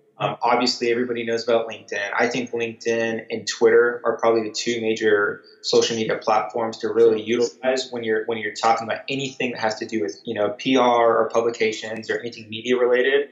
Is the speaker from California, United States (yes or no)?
yes; Southern California, United States; moved away as an adult; also born or lived in Virginia; I grew up in Southern California